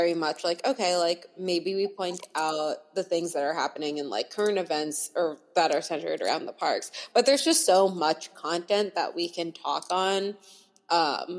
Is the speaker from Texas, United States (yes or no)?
no; New York area, United States; I am from the New York area